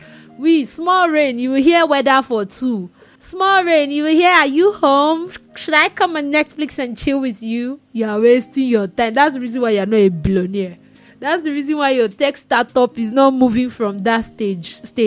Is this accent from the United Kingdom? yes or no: no; Nigeria; I'm a Nigerian.